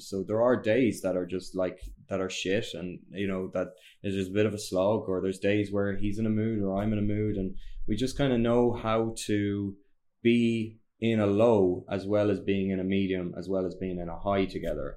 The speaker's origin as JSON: {"language": "English", "country": "Ireland", "said": "we're Irish"}